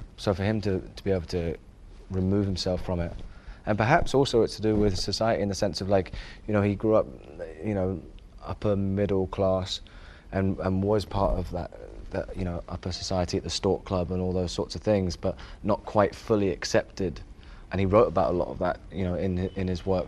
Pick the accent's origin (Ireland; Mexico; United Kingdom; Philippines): United Kingdom; England; growing up in England